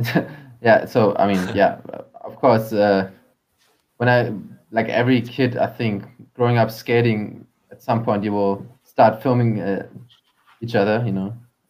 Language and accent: English; Hamburg, Germany; my friend Benny, who I grew up with in Hamburg